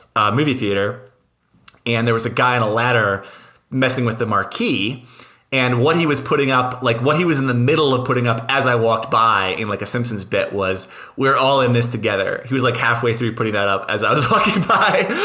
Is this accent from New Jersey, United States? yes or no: no; Laramie, Wyoming, United States; moved away as an adult; I know Laramie just exceptionally well already